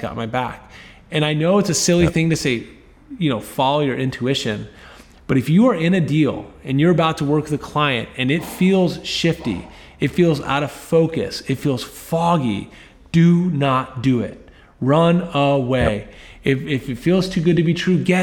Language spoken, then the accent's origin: English; right outside of DC, Virginia, United States; I grew up in Virginia, right outside of DC.